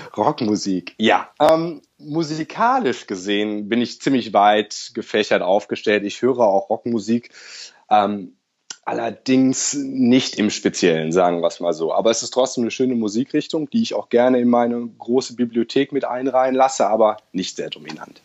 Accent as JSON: {"language": "German", "country": "Germany", "moved": "as an adult", "lives_now": "Sydney, Australia", "said": "als Deutscher sehr, sehr pünktlich ist. Ich habe das, glaube ich, von klein auf gelernt"}